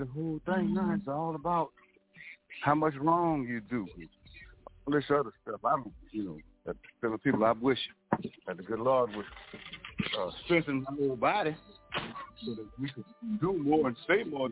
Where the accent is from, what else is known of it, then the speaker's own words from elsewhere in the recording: Louisiana, United States; I was born in Louisiana, if you got hurt, you had to travel almost 100 miles to the nearest hospital